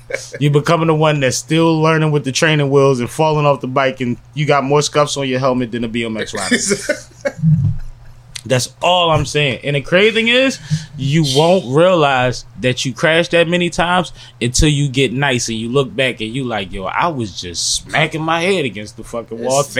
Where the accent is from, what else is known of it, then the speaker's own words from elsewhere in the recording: Atlanta, Georgia, United States; born there; I was born in Atlanta.